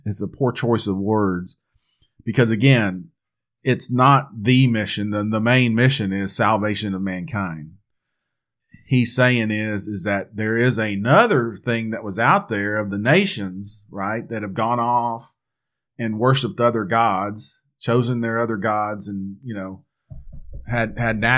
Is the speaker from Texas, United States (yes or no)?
yes; Texas, United States; we're here from Texas